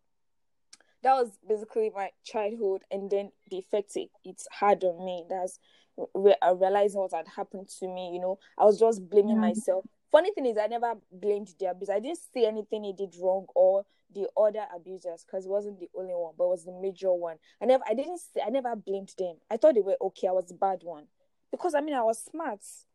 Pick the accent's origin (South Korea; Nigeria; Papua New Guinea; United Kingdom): Nigeria; Ilorin, Kwara; I grew up in Ilorin